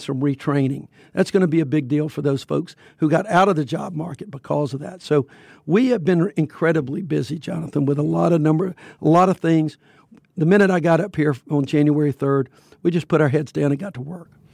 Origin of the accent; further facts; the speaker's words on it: Fairfield, Alabama, United States; I grew up in Fairfield, which was a huge steel mill, uh, making facility